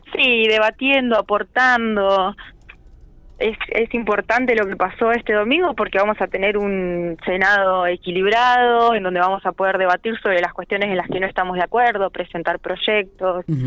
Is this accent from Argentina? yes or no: yes; La Pampa, Argentina; como argentinos y como pampeanos